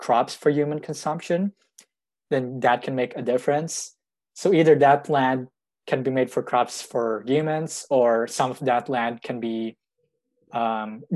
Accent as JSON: {"language": "English", "country": "Philippines", "moved": "yes", "lives_now": "Canada", "said": "the Philippines, which is my home country"}